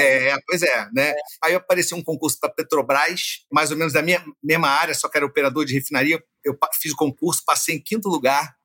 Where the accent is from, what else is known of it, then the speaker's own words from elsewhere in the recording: Rio de Janeiro, Brazil; nasci na Gávea, mas morei muitos anos na Tijuca